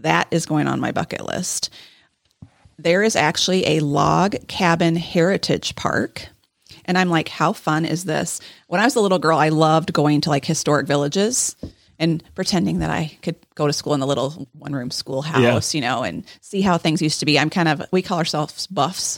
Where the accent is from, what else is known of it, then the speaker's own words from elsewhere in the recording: Texas, United States; When I grew up in Texas